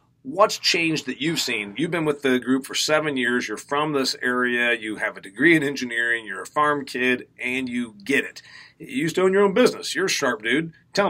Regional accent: Midwest, United States; As a Midwesterner from a corn and soybean state

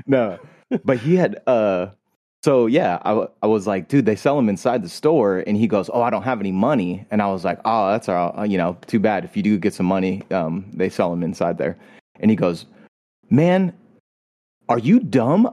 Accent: California, United States; I'm from California

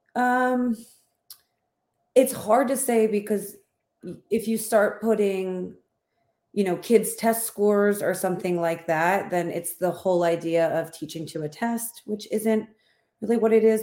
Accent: Philadelphia, Pennsylvania, United States; accent: Philadelphia; moved away as an adult; now in Houston, United States; I was born and raised in Philadelphia, and my whole family lives there

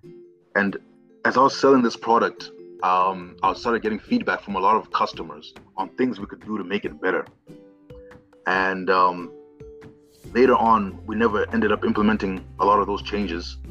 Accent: Zimbabwe; now in Kenya; I've worked in Kenya for many years, but I'm originally from Zimbabwe.

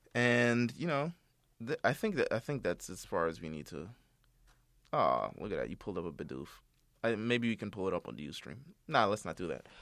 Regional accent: New York City, New York, United States; I'm from Brooklyn

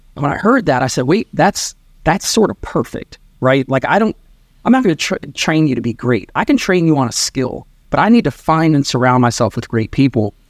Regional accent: Maryland, United States; also born or lived in New York / Sarasota, Florida; born in New York. I grew up in Maryland

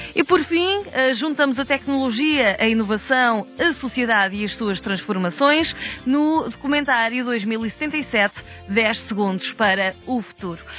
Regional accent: near Estarreja, Centro, Portugal; now in Toronto, Canada; fica bem perto da minha terra

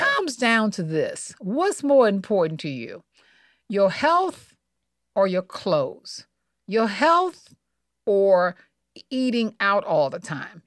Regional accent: Montgomery, Alabama, United States; I grew up in the South, okay? Montgomery, Alabama

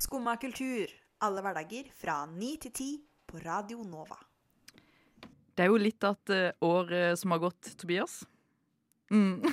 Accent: Agder, Norway; i min hjemby hjemfylke, mitt hjemfylke, eh, Agder

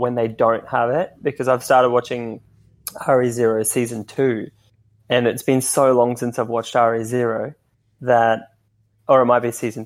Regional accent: Australia; I'm Australian

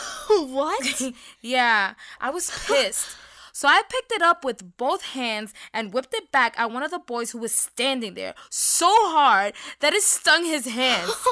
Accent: San Germán, Puerto Rico; also born or lived in Mayagüez / North Carolina; I was born in Mayagüez, but I lived in San Germán most of my life. We moved to North Carolina three years ago

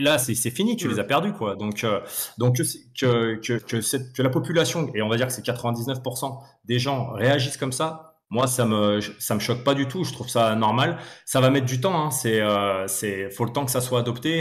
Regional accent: Lyon, Auvergne-Rhône-Alpes, France; je suis né à Lyon, donc je suis né à Lyon, j'ai grandi.

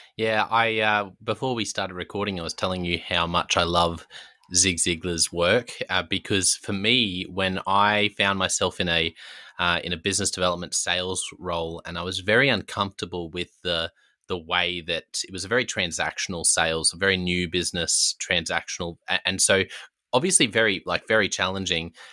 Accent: Australia; This is me being very Australian

